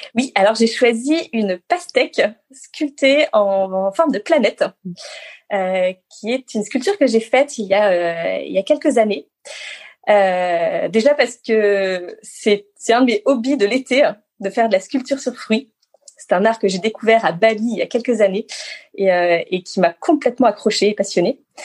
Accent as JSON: {"language": "French", "town": "Grenoble", "region": "Auvergne-Rhône-Alpes", "country": "France", "tie": "born or raised there", "also_born_or_lived": "Moûtiers, Savoie", "said": "je suis née, euh, oui, à Moutier, donc euh, en Savoie, dans les Alpes. et, après, j'ai surtout grandi à Grenoble, à côté de Grenoble"}